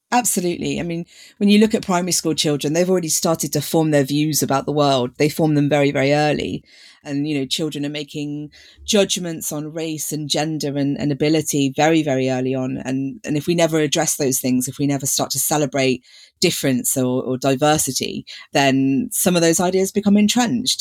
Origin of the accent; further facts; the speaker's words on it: Leicester, East Midlands, United Kingdom; I grew up in Leicester